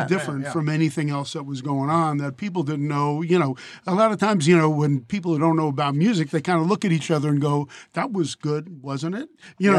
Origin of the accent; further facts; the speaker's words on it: Miami, Florida, United States; I grew up in Miami.